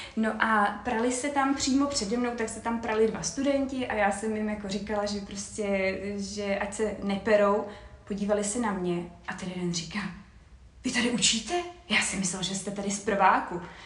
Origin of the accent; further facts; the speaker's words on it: Czechia; jako Češi